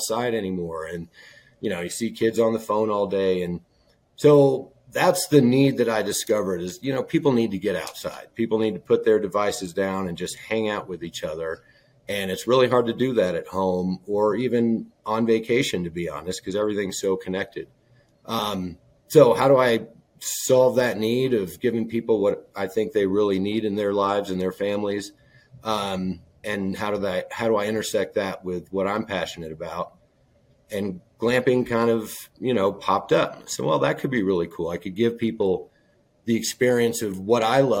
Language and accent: English; Colorado, United States; moved away; I'm from Colorado.